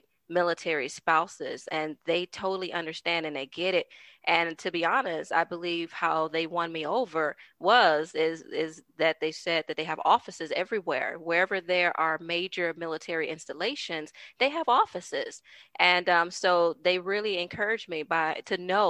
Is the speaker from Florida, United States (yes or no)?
no; Minneapolis, Minnesota, United States; moved away as an adult; also born or lived in Chicago, Illinois; now in El Paso, Texas, United States; I was born in Chicago, raised in Minneapolis, Minnesota. And then, of course, as a military spouse, I've been some of everywhere.